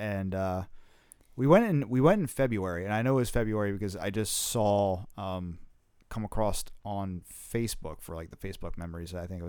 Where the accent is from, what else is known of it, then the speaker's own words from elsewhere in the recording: New Jersey, United States; Because Jersey sucks in the winter. We're from New Jersey, by the way.